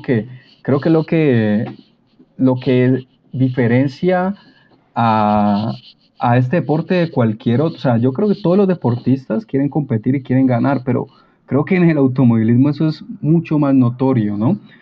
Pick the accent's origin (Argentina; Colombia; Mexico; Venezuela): Colombia